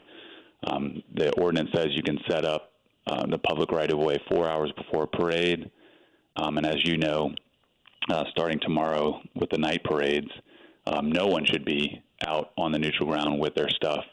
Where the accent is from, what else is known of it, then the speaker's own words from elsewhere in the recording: Franklin, Louisiana, United States; moved away as an adult; now in New Orleans, United States; Born and raised in Franklin, Louisiana, over in St. Mary Parish